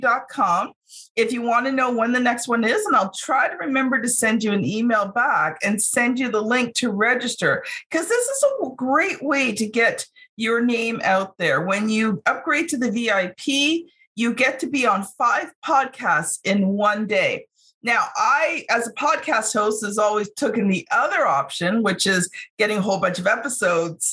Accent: Canada; also born or lived in Ontario; I'm Canadian

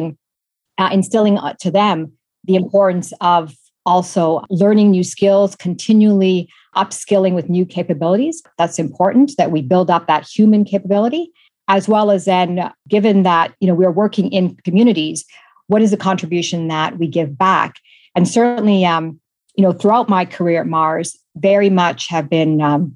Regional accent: Toronto, Ontario, Canada; moved away; So I'm Canadian, born and raised in Toronto, a daughter of Italian immigrants

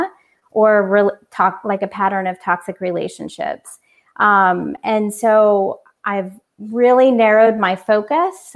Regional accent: Orlando, Florida, United States; moved away as an adult; also born or lived in California; I moved from California to Orlando, back to my home

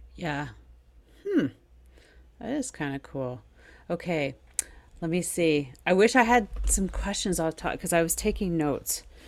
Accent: Quebec, Canada; first language English; as an Anglophone who is a Quebecer, who grew up in Quebec, you know, was born here. Um, and my first language is English, not French.

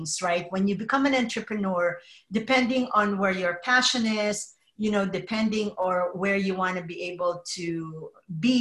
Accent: Philippines; moved away as an adult; also born or lived in New Jersey / Oregon / Denver, Colorado; now in California, United States; I was actually born and raised in the Philippines

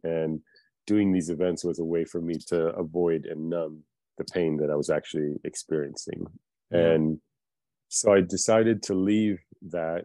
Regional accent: United States; also born or lived in Philippines; I was born in the Philippines and came to America when I was four years old

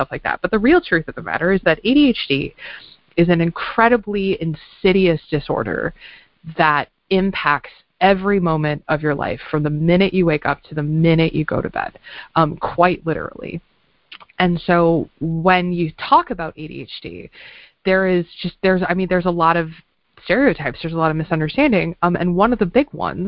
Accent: Midwest, United States; moved away; I grew up in the Quad Cities

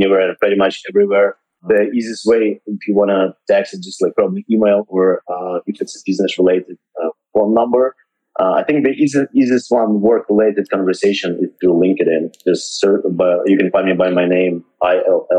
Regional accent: Odesa, Odesa Oblast, Ukraine; moved away as an adult; also born or lived in Miami; now in California, United States; I'm from Ukraine, and that's my home where I was born.

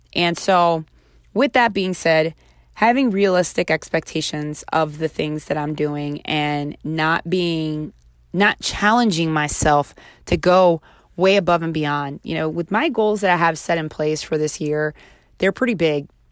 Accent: Baltimore, Maryland, United States; close to the area which I was raised in Baltimore.

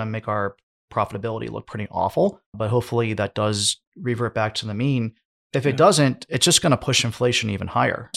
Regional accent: United States; I'm from the United States

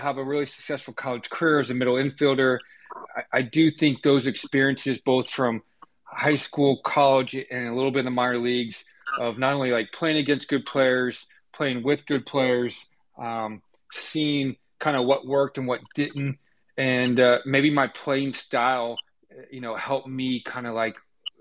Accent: Tampa, Florida, United States; moved away as an adult; also born or lived in Georgia / Oklahoma; I grew up in Tampa, Florida.

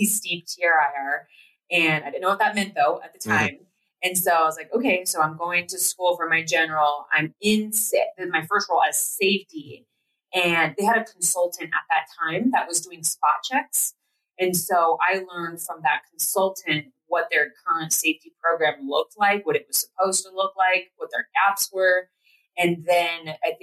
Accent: Platteville, Colorado, United States; we grew up in Platteville, Colorado

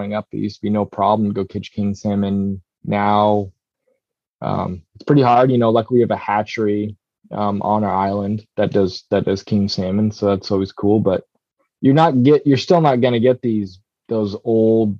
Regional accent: Petersburg, Alaska, United States; also born or lived in Norway; I grew up hunting in Petersburg in Southeast Alaska

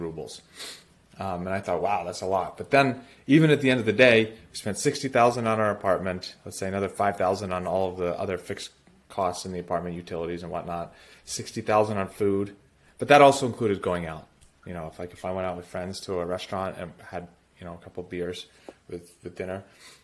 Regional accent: United States; moved away as an adult; also born or lived in St. Petersburg, Russia; As an American

